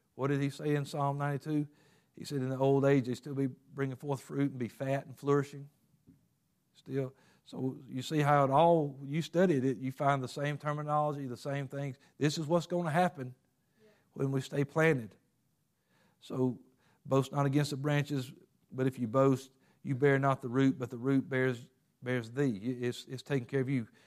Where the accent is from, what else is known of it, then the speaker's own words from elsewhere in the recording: Covington, Georgia, United States; I lived in Covington.